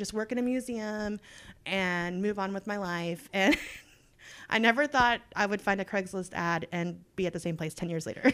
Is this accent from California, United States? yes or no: no; Texas, United States; I was born and raised in Texas, love it, never leaving